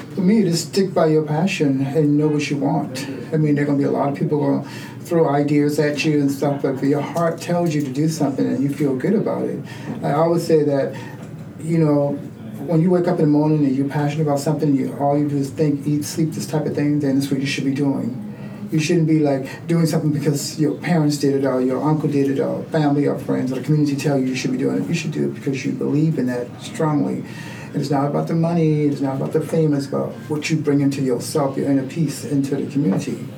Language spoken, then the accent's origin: English; Charleston, South Carolina, United States; moved away as an adult; also born or lived in San Francisco; now in Oakland, United States; I grew up in the South, so I mean, and growing up in Charleston, South Carolina, it was very homophobic